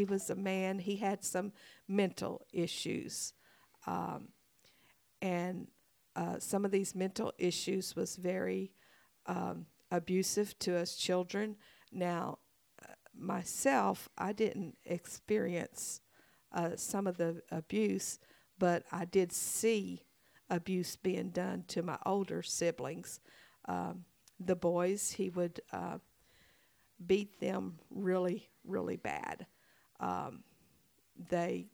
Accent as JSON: {"language": "English", "town": "Vinton", "region": "Louisiana", "country": "United States", "tie": "born or raised there", "also_born_or_lived": "Indiana / Jonesboro, Arkansas", "moved": "yes", "lives_now": "Paragould, United States", "said": "I was born in Vinton, Louisiana. It sits right on the borderline of Orange, Texas"}